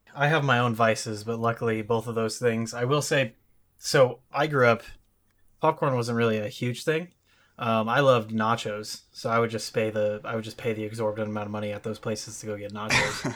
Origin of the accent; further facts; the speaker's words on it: Washington, United States; I'm from Washington State